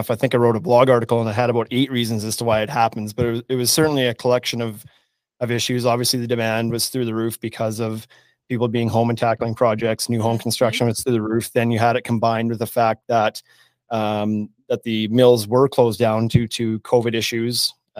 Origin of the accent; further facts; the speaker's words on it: Saskatchewan, Canada; now in Regina, Canada; I am a longtime resident of Regina, Saskatchewan. I grew up around Southern Saskatchewan, came to the U of R for school in 1999